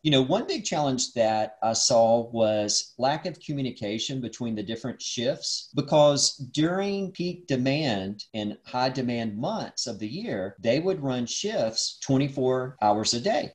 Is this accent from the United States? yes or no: yes; Dalton, Georgia, United States; I grew up in North Georgia near Dalton, Georgia